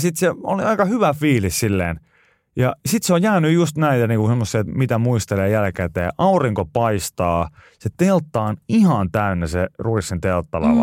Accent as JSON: {"language": "Finnish", "town": "Pori", "region": "Satakunta", "country": "Finland", "tie": "born or raised there"}